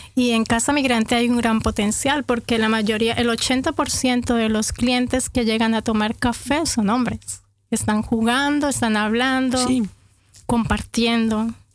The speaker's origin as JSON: {"language": "Spanish", "town": "Bucaramanga", "region": "Santander", "country": "Colombia", "also_born_or_lived": "Bogotá", "moved": "as an adult", "said": "Yo llegué de Bucaramanga a Bogotá cuando tenía 23 años, 22, 22, 23 años, llegué a Bogotá y a empezar de nuevo"}